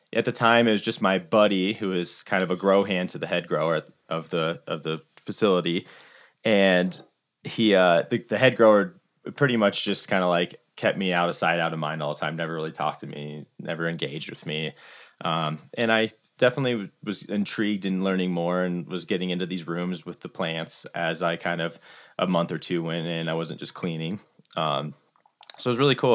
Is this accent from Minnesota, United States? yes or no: no; Iowa, United States; moved away as an adult; also born or lived in Summit County, Colorado; now in Colorado, United States; grew up in Iowa and my intention moving out to Colorado